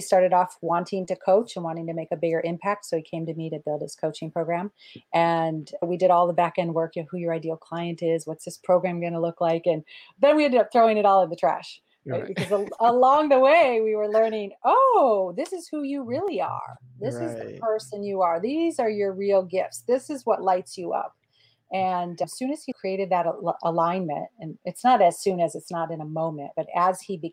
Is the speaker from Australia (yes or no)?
no; Midwest, United States; I was born in the Midwest